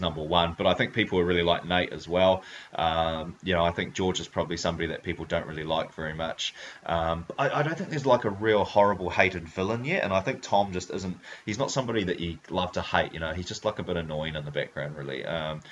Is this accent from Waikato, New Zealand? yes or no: yes; Hamilton, Waikato, New Zealand; she's a fellow Hamiltonian